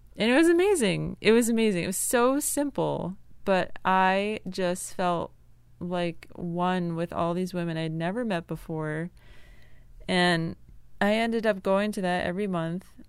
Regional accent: Connecticut, United States; also born or lived in Arlington; now in North Carolina, United States; I grew up in Connecticut, a very rural town with cows and cornfields

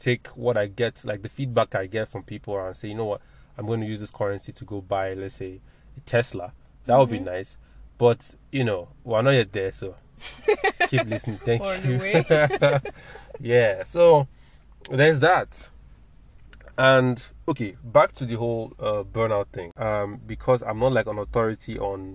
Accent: Nigeria; We grew up in Nigeria

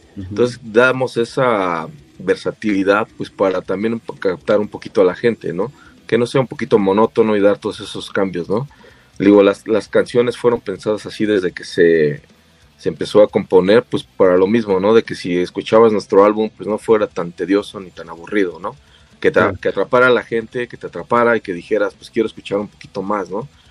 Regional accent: State of Mexico, Mexico; somos del Estado de México, de los municipios de Huizquilucan y Naucalpan

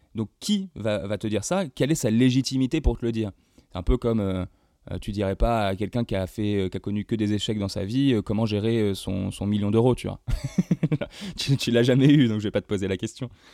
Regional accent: Évreux, Normandy, France; moved away; also born or lived in Rouen; je viens d'Evreux. petit village, euh, petite ville euh, du fin fond de la Normandie, euh, ici passe rien, voilà, donc je suis vite parti.

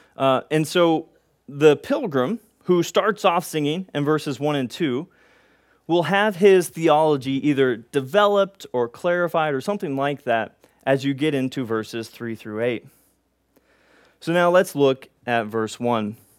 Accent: Texas, United States; we're from Texas

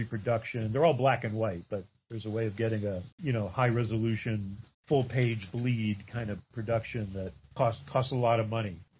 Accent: Lenox, Massachusetts, United States; The town that I grew up in Western Massachusetts, Lenox, Massachusetts

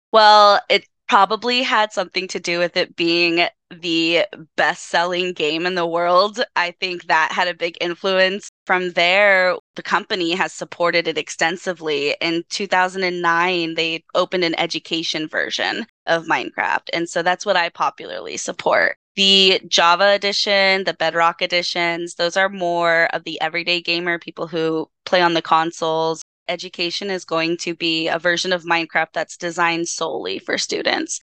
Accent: Los Angeles, California, United States; product of Los Angeles, born and raised in East LA.

